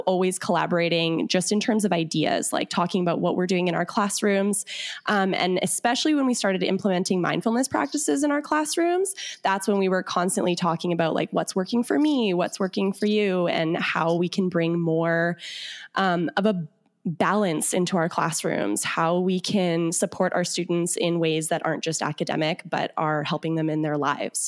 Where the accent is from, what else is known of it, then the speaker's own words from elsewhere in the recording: Winnipeg, Manitoba, Canada; we're from Manitoba, Canada. So it's in the prairies. So we're right like smack dab in the center of Canada. And I'm from, we're both from Winnipeg